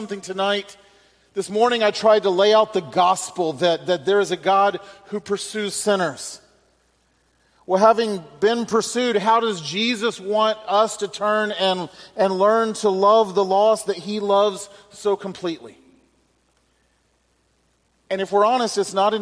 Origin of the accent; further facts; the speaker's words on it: Alabama, United States; now in Mississippi, United States; I was born and raised in Alabama, and that is true